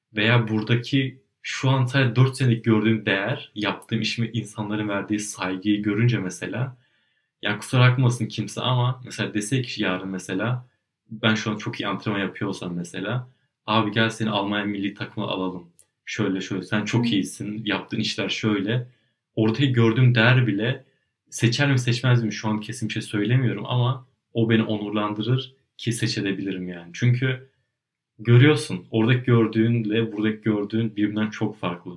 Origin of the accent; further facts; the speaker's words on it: Turkey; now in Germany; ben Türkiye'de doğdum büyüdüm.